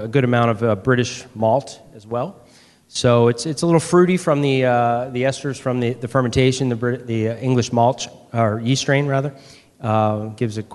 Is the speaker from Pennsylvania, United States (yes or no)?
yes; Philadelphia, Pennsylvania, United States; moved away as an adult; now in Baltimore, United States; I'm from Philadelphia. I've been in Baltimore as a brewmaster at Heavy Seas for about a year and a half now